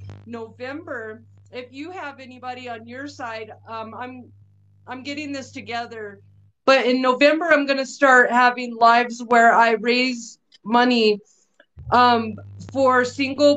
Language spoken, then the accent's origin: English; Albuquerque, New Mexico, United States; I grew up in Albuquerque